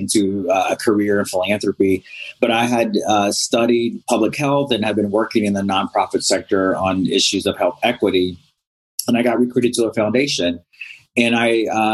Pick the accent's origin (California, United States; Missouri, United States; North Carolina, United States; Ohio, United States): North Carolina, United States; also born or lived in Robeson County, North Carolina; I am originally from North Carolina